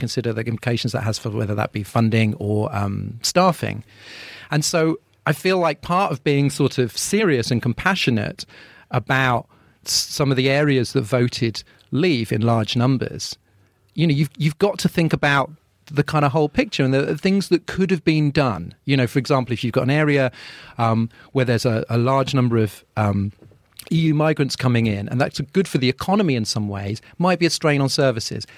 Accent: London, United Kingdom; as a Londoner

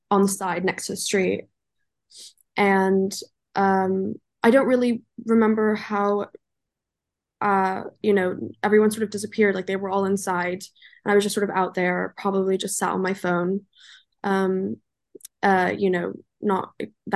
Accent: Los Angeles, California, United States; So I was raised in Los Angeles, California. I'm German, but I went to school and was raised in LA.

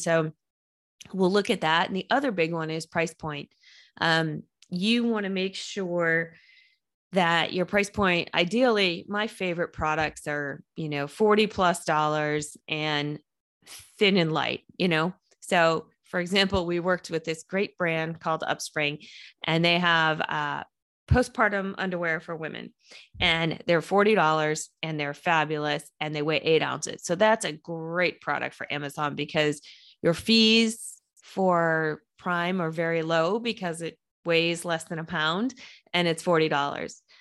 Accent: a suburb of Boston, Massachusetts, United States; also born or lived in New Hampshire; I grew up outside of Boston in a, a suburb of Boston

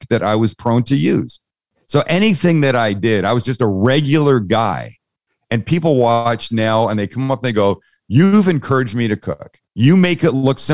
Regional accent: San Diego, California, United States; I'm from San Diego. There's a significant Mexican community there, amazing food.

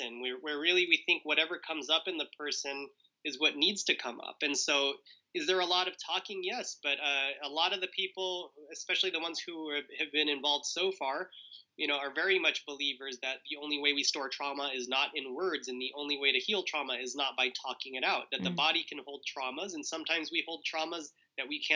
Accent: Southern California, United States; we were raised in Southern California in a Jehovah's Witness family

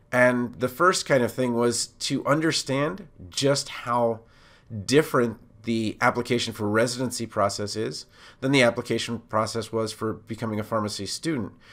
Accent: Montgomery County, Maryland, United States; I'm from Montgomery County, Maryland

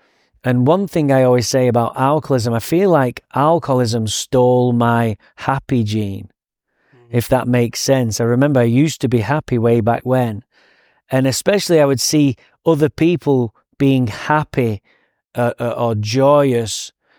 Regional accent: Manchester, North West England, United Kingdom; So I grew up in Manchester, England.

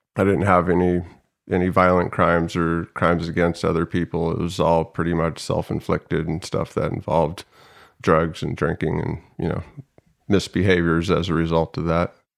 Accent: Salmon, Idaho, United States; now in San Diego, United States; I was born and raised in Salmon, Idaho, a very small town in Idaho

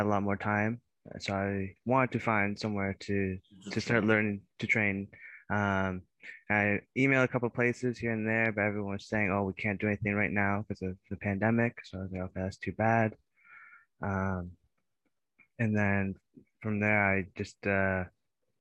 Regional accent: Belleville, Ontario, Canada; moved away as an adult; now in Waterloo, Canada; initially I'm from Belleville, Ontario, so it's just a lot smaller town

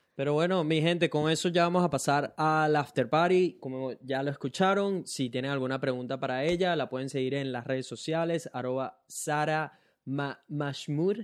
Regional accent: Venezuela; now in Brisbane, Australia; que tenemos tres años sin ir a Venezuela

